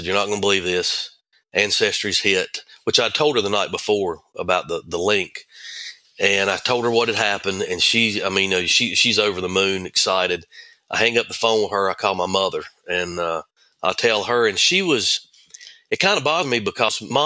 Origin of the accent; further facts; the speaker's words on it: Thomasville, North Carolina, United States; I grew up in Thomasville